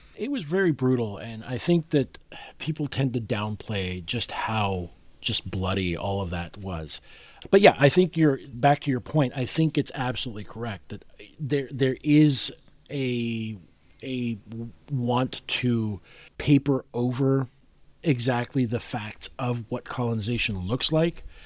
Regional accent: Puerto Rico; I was growing up in Puerto Rico

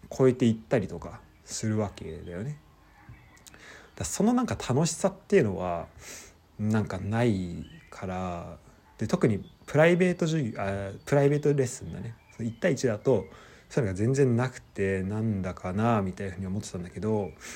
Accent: Japan; moved away as an adult; also born or lived in France; 日本で普通に、えー、生まれ育って

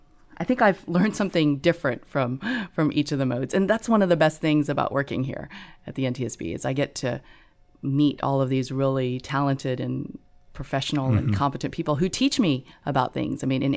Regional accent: Gulf Coast, United States; I grew up on the Gulf Coast, so I grew up not so far from a Coast Guard base.

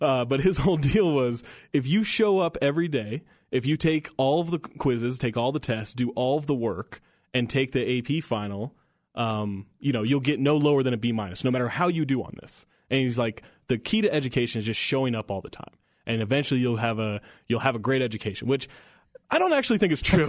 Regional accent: Northern California, United States; I grew up in Northern California

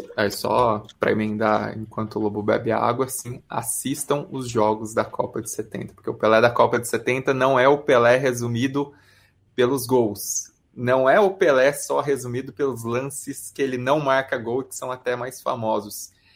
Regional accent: Brazil; a gente como brasileiro se identifica

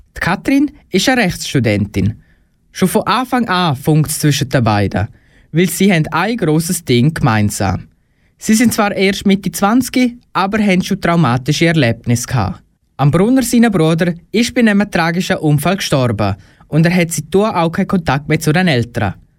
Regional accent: Graubünden, Switzerland; Für mich als Bündner

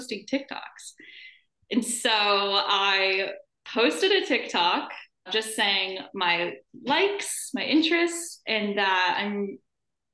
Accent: Omaha, Nebraska, United States; moved away as an adult; now in Kansas City, United States; I am from Omaha, Nebraska, and I've lived there my entire life.

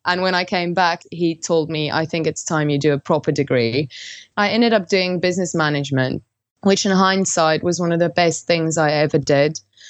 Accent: South Africa; I grew up in South Africa in quite a conservative household

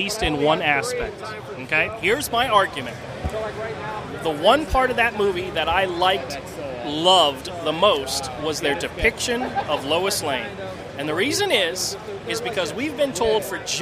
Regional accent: Florida, United States; I'm from Florida

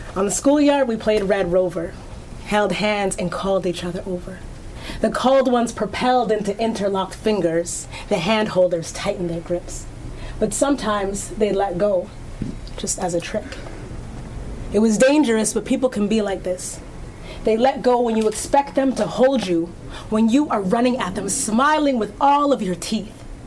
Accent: Antigonish, Nova Scotia, Canada; My hometown is actually Antigonish, Nova Scotia.

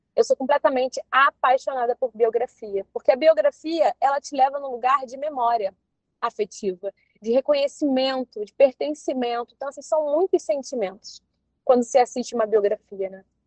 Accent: Maricá, Rio de Janeiro, Brazil; eu morava em Maricá

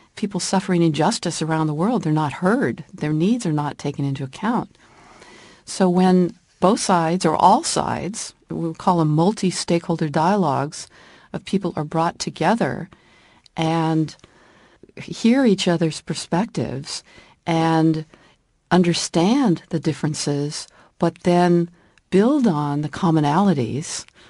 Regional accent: California, United States; moved away as an adult; also born or lived in Washington, D.C., United States; living in Washington, D C for fifteen years after growing up in California

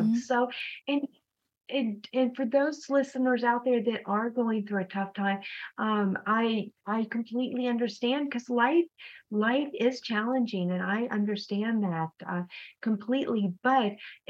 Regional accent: Texas, United States; also born or lived in East Coast / Oklahoma; now in Minnesota, United States; I'm from the East Coast, but also ended up in Texas for high school and college. So I really say I'm from Texas because that's the state I lived in the longest for my period of my whole life.

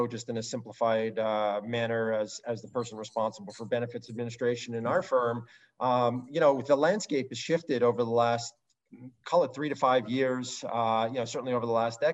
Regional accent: Canada; I'm Canadian

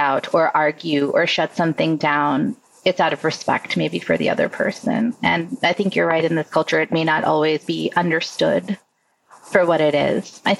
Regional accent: United States; I was born here. I'm an American.

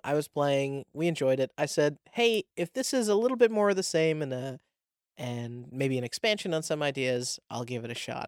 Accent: New England, United States; I'm from New England, so it's literally called New England

